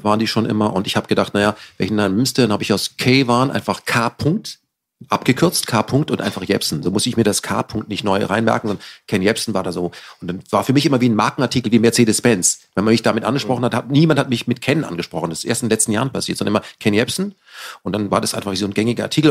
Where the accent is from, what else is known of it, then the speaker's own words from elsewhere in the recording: Germany; als Deutsche